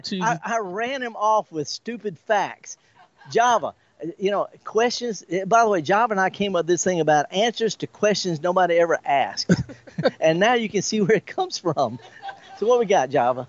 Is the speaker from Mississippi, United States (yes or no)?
yes; the Mississippi Delta, United States; I was raised in the Delta.